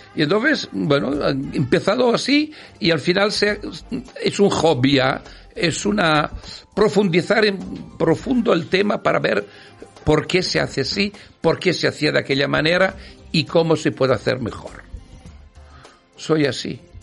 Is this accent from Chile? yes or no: no; Italy; Spanish is a second language; now in Spain; Nací en una zona de Europa llamada Italia y, y ahora estoy en otra zona